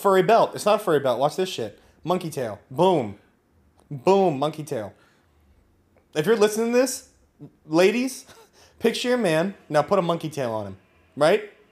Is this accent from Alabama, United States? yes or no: no; Napa, California, United States; I grew up in Napa